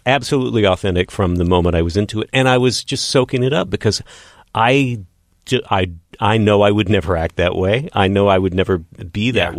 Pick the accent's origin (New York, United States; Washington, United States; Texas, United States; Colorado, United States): Texas, United States; Odessa; moved away as an adult; now in Los Angeles, United States; growing up in Odessa, Texas